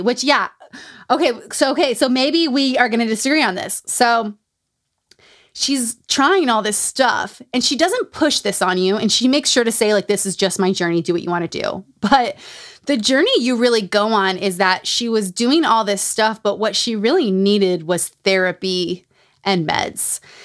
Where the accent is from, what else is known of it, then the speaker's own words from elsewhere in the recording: Utah, United States; Growing up in Utah